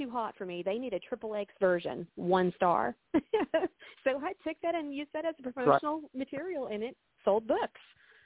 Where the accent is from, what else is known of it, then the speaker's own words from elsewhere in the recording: Texas, United States; now in Central Florida, United States; I'm from Texas